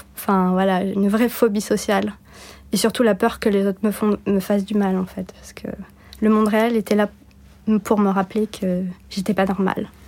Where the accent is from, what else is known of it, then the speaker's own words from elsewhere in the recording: Bordeaux, Nouvelle-Aquitaine, France; also born or lived in Turkey / United States; Je suis née à Bordeaux